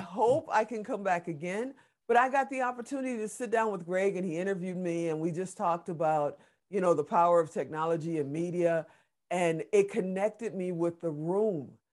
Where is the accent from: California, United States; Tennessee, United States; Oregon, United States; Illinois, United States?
Illinois, United States; Chicago; also born or lived in Gary, Indiana; grew up on the south side of Chicago. I was, uh, born in Gary, Indiana.